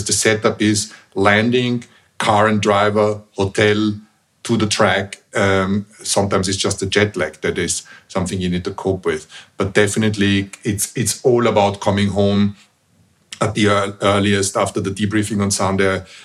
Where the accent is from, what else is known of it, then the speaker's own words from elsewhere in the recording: Vienna, Austria; moved away; where I was raised in Vienna is a relatively small town